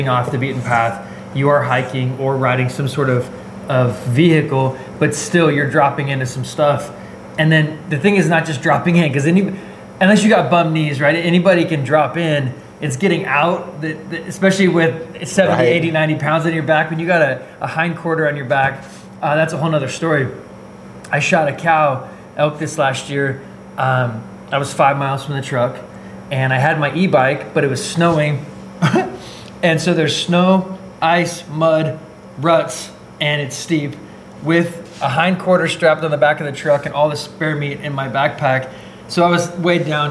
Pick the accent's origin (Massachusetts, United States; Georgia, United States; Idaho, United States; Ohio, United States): Idaho, United States; Boise; also born or lived in California; born and raised in Boise, Idaho area. I lived in California for a few years, just going to chiropractic school